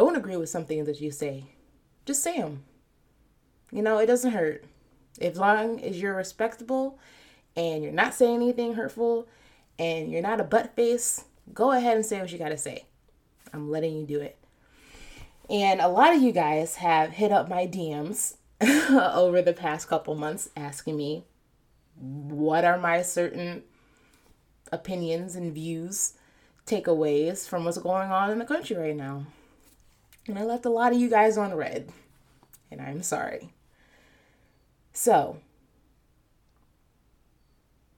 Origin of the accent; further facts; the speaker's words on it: United States; the country that I'm born in and reap the benefits of. I'm American